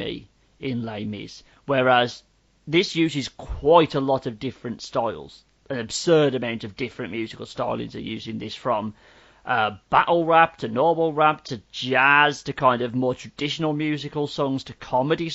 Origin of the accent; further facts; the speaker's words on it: United Kingdom; we're British